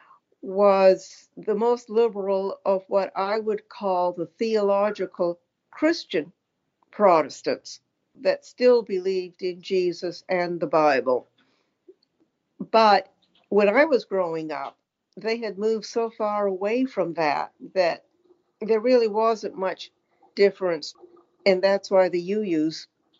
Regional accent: Auburn, Maine, United States; I grew up in the 40s and 50s in Southeast Maine, the Auburn-Lewiston area.

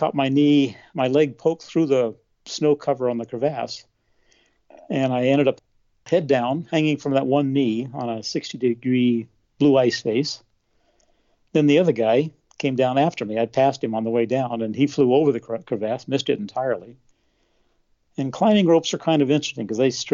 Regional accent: New Mexico, United States; also born or lived in Denver, Colorado; I was born in Denver, Colorado, and grew up in New Mexico.

